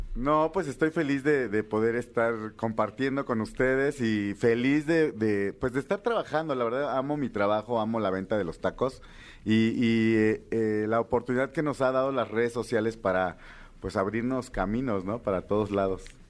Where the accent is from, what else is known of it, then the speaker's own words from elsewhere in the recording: Villa de Etla, Oaxaca, Mexico; Soy orgullosamente de la villa de Etla, Oaxaca, cuna del quesillo.